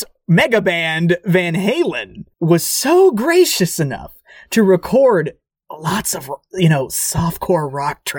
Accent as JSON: {"language": "English", "region": "Tornado Alley", "country": "United States", "tie": "born or raised there", "said": "You and I, we were raised in Tornado Alley."}